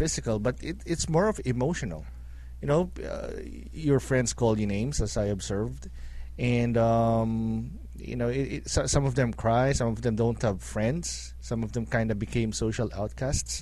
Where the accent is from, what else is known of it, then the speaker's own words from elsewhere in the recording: Philippines; now in Cleveland, United States; I grew up in the Philippines too